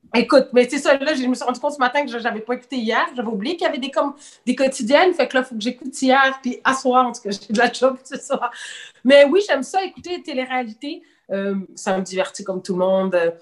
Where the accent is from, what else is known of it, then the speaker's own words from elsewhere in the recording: Quebec, Canada; also born or lived in Senegal; Je suis considérée comme une Canadienne. je ne vis pas là. tu comprends? Mes parents sont blancs, sont québécois